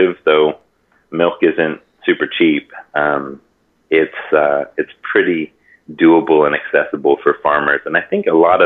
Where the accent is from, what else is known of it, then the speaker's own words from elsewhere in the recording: Hawaii, United States; I grew up in Hawaii. I was born and raised in Hawaii